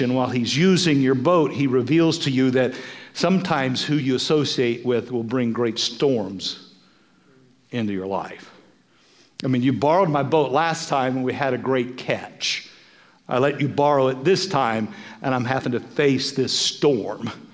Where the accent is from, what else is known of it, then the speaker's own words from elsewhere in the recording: Kansas, United States; Now, we're from Kansas, right?